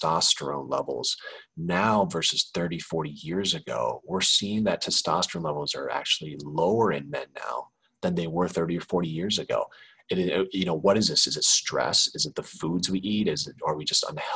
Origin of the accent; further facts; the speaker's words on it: Kansas City, Missouri, United States; moved away as an adult; also born or lived in Chicago; now in Los Angeles, United States; I grew up in Kansas City